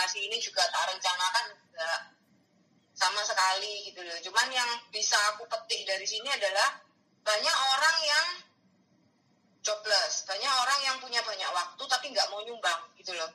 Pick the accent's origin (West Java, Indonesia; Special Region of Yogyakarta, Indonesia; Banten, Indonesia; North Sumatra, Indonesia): Special Region of Yogyakarta, Indonesia; Yogyakarta; aku orang Jogja